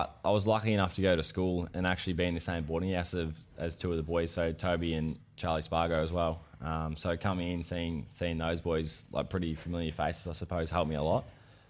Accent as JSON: {"language": "English", "town": "Yarram", "region": "Victoria", "country": "Australia", "tie": "born or raised there", "also_born_or_lived": "Sale, Victoria", "said": "we grew up in Yarram, a little town in Gippsland."}